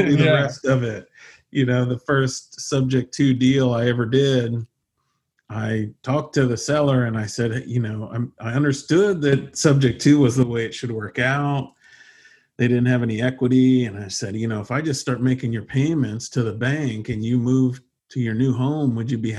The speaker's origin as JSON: {"language": "English", "country": "United States", "said": "being American"}